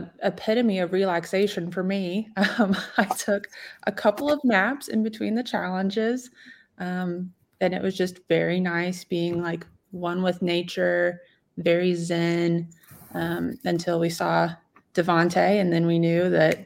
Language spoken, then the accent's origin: English; Martinsville, Indiana, United States; I'm from Martinsville, so I know like woodland territory